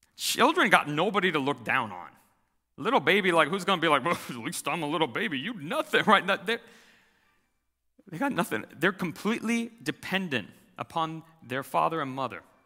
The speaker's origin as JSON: {"language": "English", "country": "United States", "said": "as American Christians"}